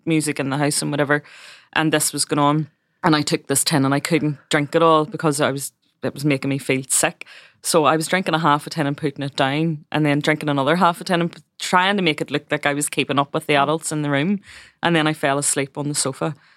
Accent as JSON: {"language": "English", "town": "Belfast", "region": "Northern Ireland", "country": "United Kingdom", "tie": "born or raised there", "said": "I was born in West Belfast, which is a Republican stronghold"}